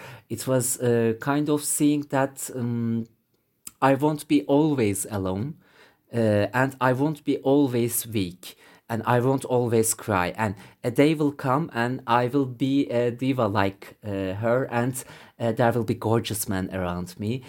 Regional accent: Bursa, Turkey; English is a second language; I grew up in Bursa, Southern Marmara City, which is very close to the Istanbul, but not Istanbul.

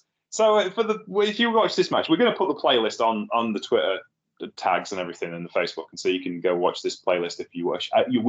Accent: Brigg, Yorkshire and the Humber, United Kingdom; Brig. which is my hometown, tiny town of 5,000 people

